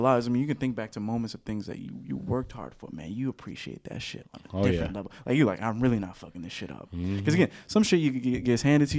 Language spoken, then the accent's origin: English; New Orleans, Louisiana, United States; moved away; growing up in New Orleans